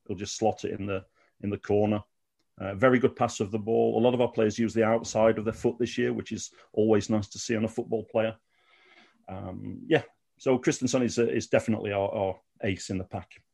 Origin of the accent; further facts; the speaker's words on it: Sheffield, Yorkshire and the Humber, United Kingdom; moved away as an adult; now in Malmö, Sweden; I grew up in Sheffield